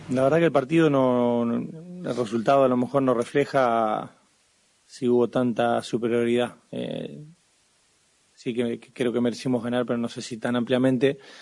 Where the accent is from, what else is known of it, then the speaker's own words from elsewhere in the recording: Argentina; somos argentinos